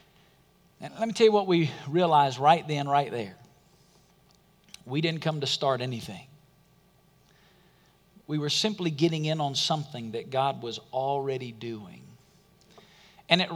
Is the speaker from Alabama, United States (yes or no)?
yes; Alabama, United States; moved away as an adult; now in Las Vegas, United States; I grew up in Alabama, and I'd never really been west of Mississippi very much